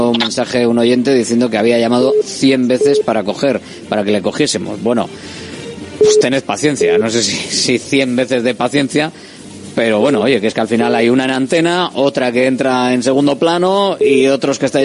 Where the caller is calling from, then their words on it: Bilbao, Basque Country, Spain; de Bolueta.